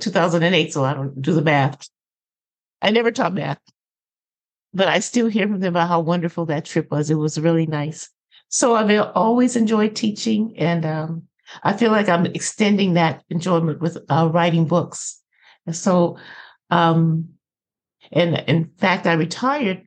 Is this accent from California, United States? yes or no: yes; Los Angeles, California, United States; also born or lived in New Orleans, Louisiana; I grew up in the Los Angeles area